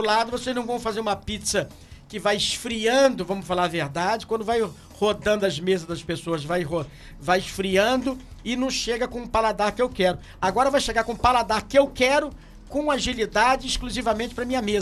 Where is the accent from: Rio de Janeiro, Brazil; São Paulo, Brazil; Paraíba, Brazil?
Rio de Janeiro, Brazil; Macaé; como macaense, como cidadão dessa cidade